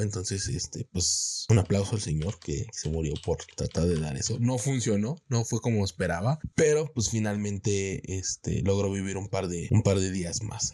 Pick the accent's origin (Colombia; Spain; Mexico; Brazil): Mexico; en mi país